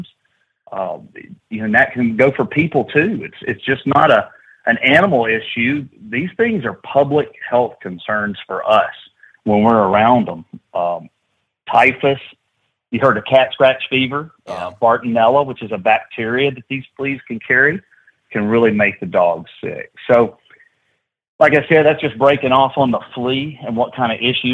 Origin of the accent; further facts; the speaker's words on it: Alabama, United States; growing up in Alabama